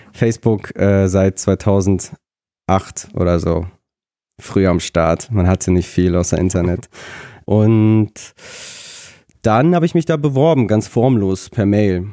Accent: Germany; also born or lived in Nikolayevka, Kazakhstan / Lutherstadt Wittenberg; ich komme aus der Nähe von Bremen. Ah. Bin ich aufgewachsen

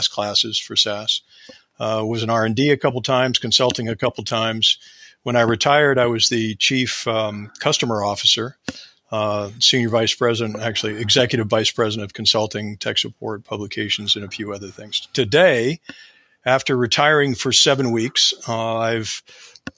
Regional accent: Ohio, United States; I am from the north part of the United States in a state called Ohio

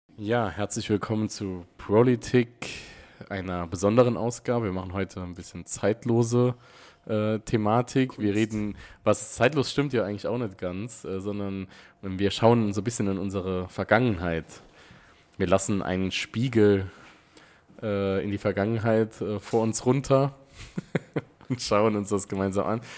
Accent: Wiebelskirchen, Saarland, Germany; Ich war in der Friedrich von Schiller Schule in Wiebelskirchen.

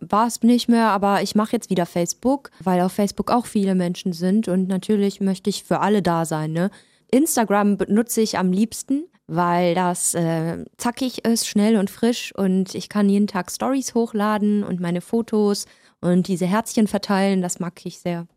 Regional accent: Düsseldorf, North Rhine-Westphalia, Germany; first language German; moved away as an adult; now in Berlin, Germany; Ja, also ich bin deutsch-persisch, deshalb Orient und äh, in Düsseldorf geboren. Bin vor fünf Jahren nach Berlin gezogen

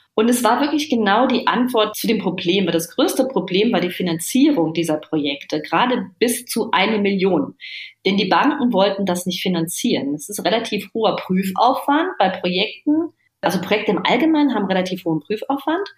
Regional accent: Germany; bei uns in Deutschland

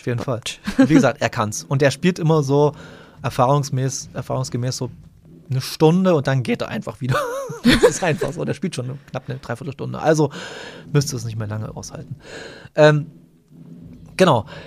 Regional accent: Bautzen area, Saxony, Germany; wir kommen ja beide aus Bautzen oder aus, jedenfalls aus der Gegend von Bautzen.

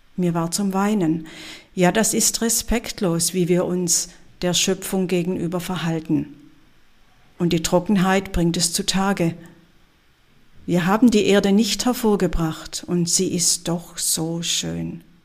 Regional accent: Swabia, Baden-Württemberg, Germany; als Schwäbin

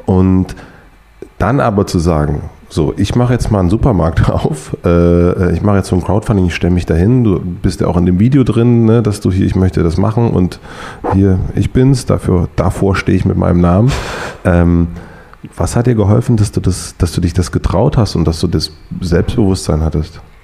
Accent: Brandenburg, Germany; moved away; ich komme ja aus Brandenburg

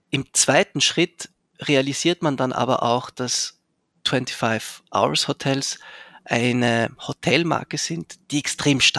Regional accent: Zurich, Switzerland; Ich bin in Zürich aufgewachsen, darum kenne ah, ich die Kronenhalle.

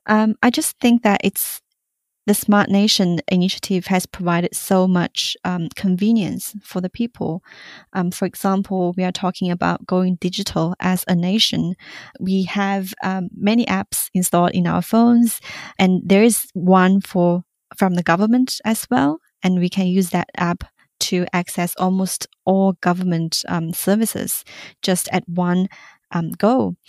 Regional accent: Singapore; in Singapore, we um, we do have our local variety of it um, as English

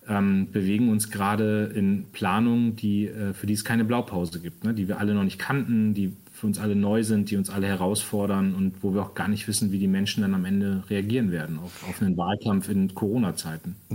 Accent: Northern Germany, Germany; Und sage ich mal, auch als Norddeutscher äh, liegt mir dann seine Art auch sehr.

